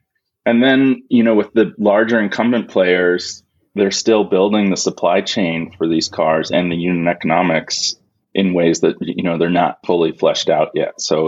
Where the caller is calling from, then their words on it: Princeton, New Jersey, United States; I'm near Princeton, New Jersey, Jason.